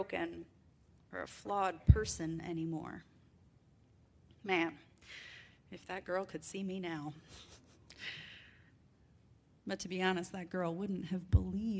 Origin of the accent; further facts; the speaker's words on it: Wisconsin, United States; Growing up in the North, in Wisconsin specifically, and in farm country